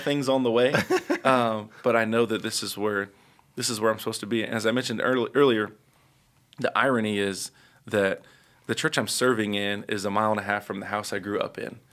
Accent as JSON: {"language": "English", "town": "Indianapolis", "region": "Indiana", "country": "United States", "tie": "born or raised there", "said": "first four or five years of my life, I grew up on the west side of Indianapolis"}